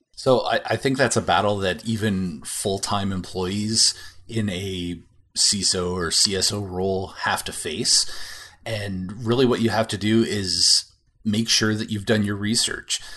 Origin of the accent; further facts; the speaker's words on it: Canada; as a Canadian